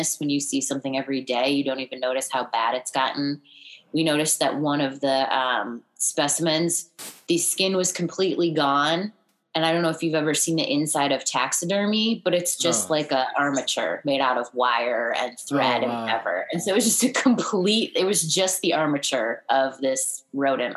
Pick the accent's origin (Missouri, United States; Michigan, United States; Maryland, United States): Missouri, United States; moved away as an adult; also born or lived in New York / Santa Barbara / Los Angeles; now in Florida, United States; I grew up mostly in Missouri. We moved there when I was in elementary school, lived there for a long time. I went to college there